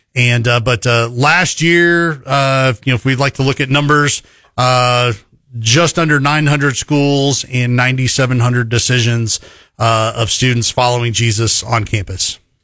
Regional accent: Texas, United States; growing up in Texas

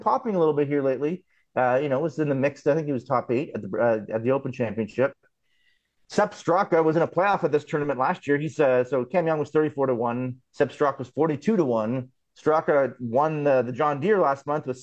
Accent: Canada; as a Canadian

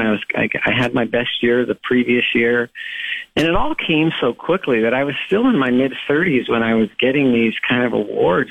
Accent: Los Angeles, California, United States; I grew up in Los Angeles

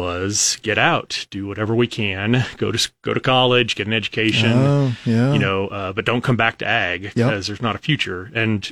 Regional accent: Wheeler County, Sand Hills, Nebraska, United States; also born or lived in Lincoln, Nebraska; I grew up out in Wheeler County

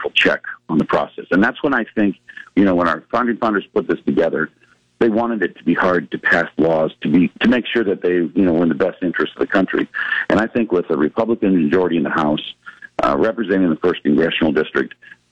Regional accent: Norfolk, Nebraska, United States; also born or lived in Lincoln, Nebraska; my hometown of Norfolk

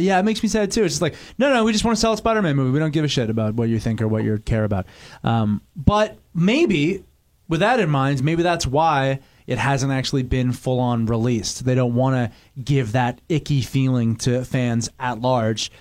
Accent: Vancouver, British Columbia, Canada; where I grew up in Vancouver

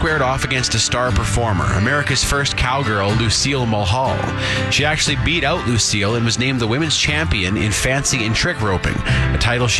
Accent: Canada

